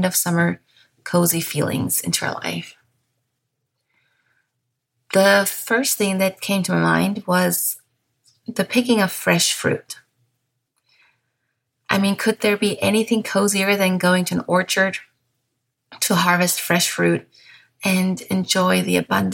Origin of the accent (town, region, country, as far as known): Bavaria, Germany; first language German; English is a second language